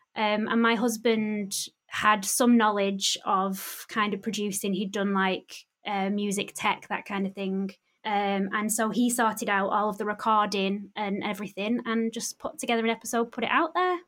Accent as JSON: {"language": "English", "town": "Bury", "region": "North West England", "country": "United Kingdom", "tie": "born or raised there", "said": "my hometown in Bury"}